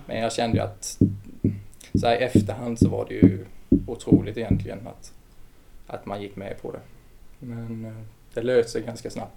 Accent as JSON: {"language": "Swedish", "town": "Vetlanda", "region": "Jönköping County", "country": "Sweden", "tie": "born or raised there", "said": "det var egentligen där vi växte upp. Det tillhör ju Vetlanda."}